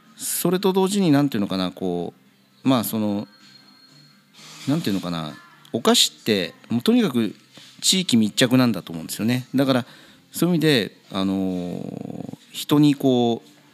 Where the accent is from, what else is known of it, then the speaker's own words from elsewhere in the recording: Kawagoe, Saitama, Japan; also born or lived in Tokyo; 本当に生まれも育ちも川越、はい、えー、この近所